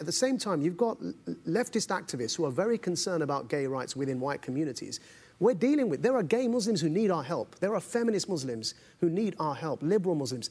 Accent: United Kingdom; accent: British; I'm clearly, by my accent, somebody from the United Kingdom

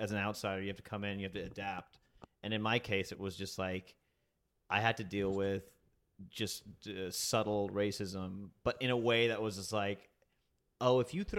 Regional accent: the South, United States; moved away; also born or lived in Huntsville, Alabama; I'm from the South, I'm Indian

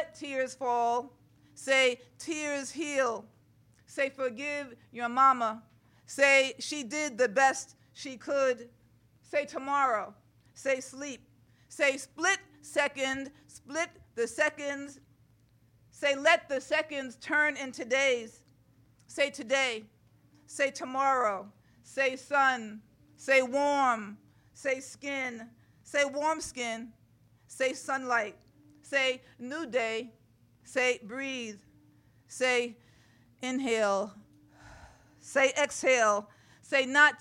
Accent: New York City, New York, United States; also born or lived in Brooklyn; I live in Brooklyn now, but I was born in Sugar Hill, Harlem

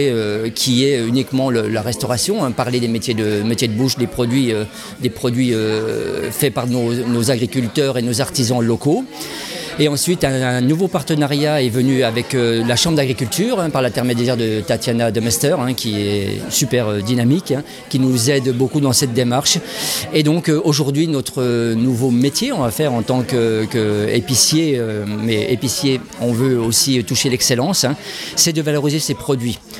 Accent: Épinal, Grand Est, France; born there; Je suis né à Épinal.

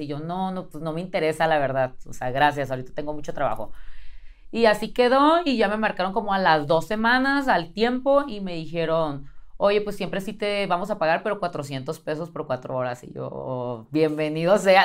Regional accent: Tijuana, Baja California, Mexico; moved away as an adult; now in Mexico City, Mexico; soy de Tijuana

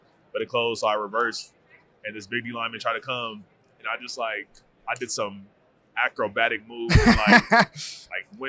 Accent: Arizona, United States; I'm from Arizona

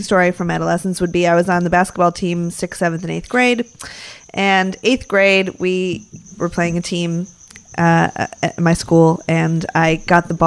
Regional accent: Chicago, Illinois, United States; I'm from Chicago

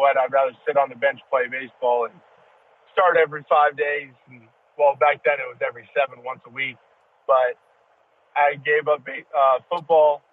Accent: California, United States; growing up in California

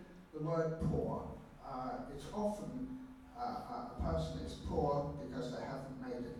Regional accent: London, United Kingdom; I'm a Londoner, born and bred in London

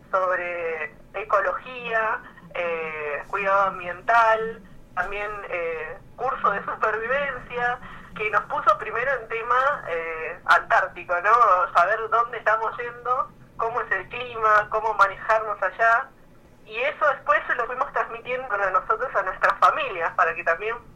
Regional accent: Buenos Aires, Argentina; soy de Buenos Aires, de Capital Federal

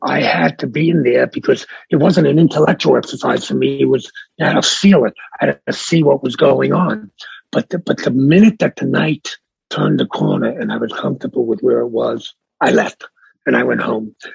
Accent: New York City, New York, United States; also born or lived in Bronx, New York / Miami, Florida; I was born in the Bronx. Yeah. Uh, I was raised in Brooklyn. I now live in Manhattan

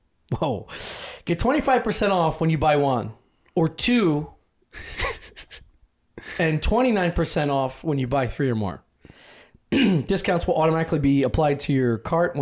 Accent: Philadelphia, Pennsylvania, United States; we're from Philadelphia

